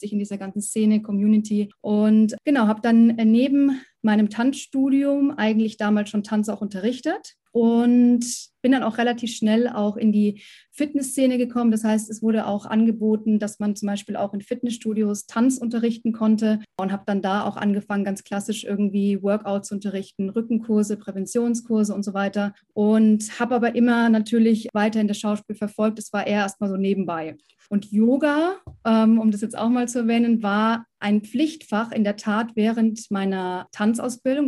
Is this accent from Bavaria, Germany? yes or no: yes; Munich, Bavaria, Germany; moved away as an adult; also born or lived in Berlin; now in Munich, Germany; ich komme ja ursprünglich ähm, aus München, aus Bayern